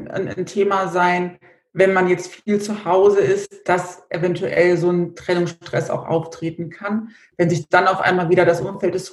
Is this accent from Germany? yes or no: yes; Idstein, Hesse, Germany; Wie gesagt, ich komme aus dem Rhein-Main-Gebiet in der Nähe von Edstein